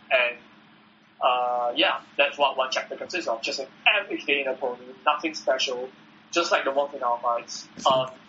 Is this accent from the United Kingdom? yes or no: no; Singapore; I'm from Singapore.